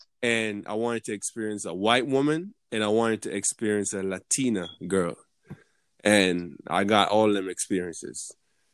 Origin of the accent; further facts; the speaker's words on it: Jamaica; moved away as an adult; now in United States; I'm from Jamaica